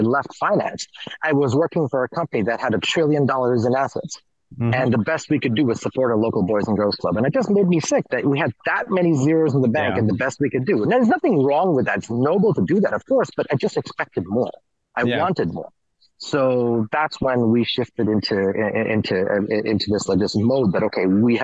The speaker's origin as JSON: {"language": "English", "region": "New York", "country": "United States", "also_born_or_lived": "India / Kenya", "said": "I'm more New Yorker than I am anything else"}